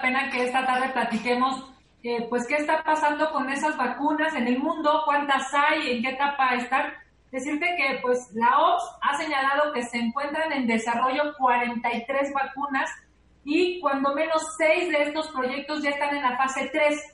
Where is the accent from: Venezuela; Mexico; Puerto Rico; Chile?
Mexico